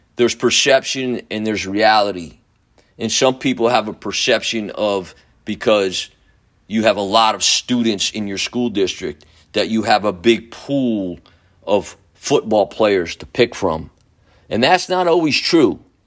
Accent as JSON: {"language": "English", "town": "Newburgh", "country": "United States", "tie": "born or raised there", "said": "my hometown of Newburgh"}